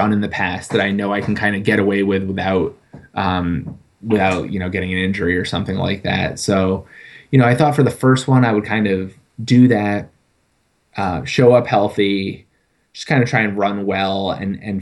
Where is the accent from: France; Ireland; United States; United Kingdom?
United States; Connecticut; moved away; I grew up in Connecticut